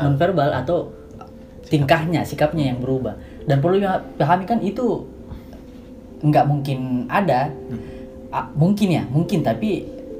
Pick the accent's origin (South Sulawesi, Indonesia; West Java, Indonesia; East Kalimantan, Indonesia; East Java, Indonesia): South Sulawesi, Indonesia; Makassar; moved away as an adult; now in Yogyakarta, Indonesia; Saya dari Makassar. Tiba di Jogja sekitar setahun yang lalu.